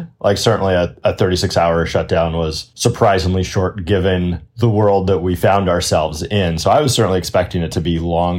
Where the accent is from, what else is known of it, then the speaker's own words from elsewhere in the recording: Winnipeg, Manitoba, Canada; accent: Canadian; moved away as an adult; now in United States; I was born in Winnipeg, up in Canada, lived in Canada for a long time, and then came down to the United States 15, 16 years ago. Having grown up in Canada, I have still a little bit of a Canadian accent.